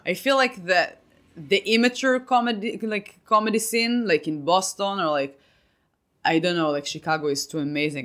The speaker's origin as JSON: {"language": "English", "country": "Israel", "moved": "as an adult", "lives_now": "United States", "said": "I came from Israel"}